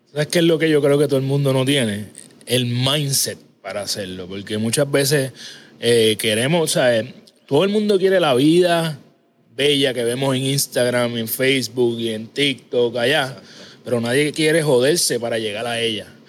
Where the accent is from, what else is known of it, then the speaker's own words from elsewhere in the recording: Ponce, Puerto Rico; yo soy de Ponce Natural